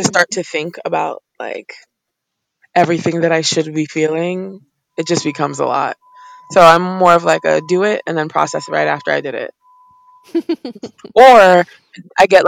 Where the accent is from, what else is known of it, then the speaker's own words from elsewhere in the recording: Cameroon; moved away; I'm from Cameroon, Central Africa originally